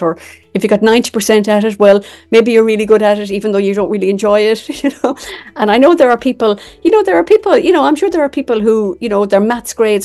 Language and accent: English; Ireland; I'm from Ireland.